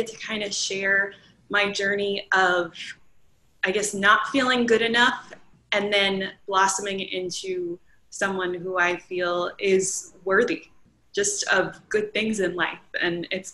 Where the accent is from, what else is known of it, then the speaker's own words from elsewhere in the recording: Long Island, New York, United States; moved away as an adult; also born or lived in Pennsylvania / Maryland; now in North Carolina, United States; I moved down from Long Island. I spent my entire childhood there